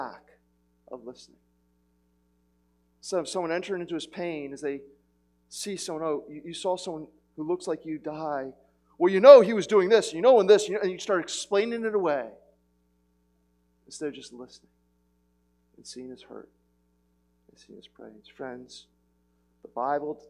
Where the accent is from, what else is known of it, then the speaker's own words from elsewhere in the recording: United States; I'm too American